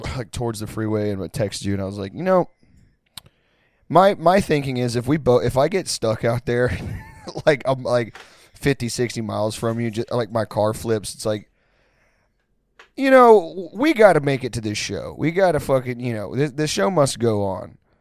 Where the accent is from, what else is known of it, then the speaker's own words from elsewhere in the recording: Pasadena, Texas, United States; I'm at a bar, like, three minutes from where I grew up in Pasadena, Texas, l, like, fifteen, twenty minutes outside of Houston.